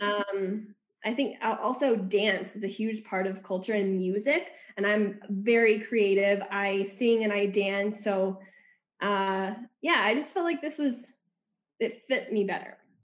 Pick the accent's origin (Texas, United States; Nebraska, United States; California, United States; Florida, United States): Nebraska, United States; Omaha; moved away as an adult; now in Colombia; I grew up in uh, Omaha, Nebraska until I was 18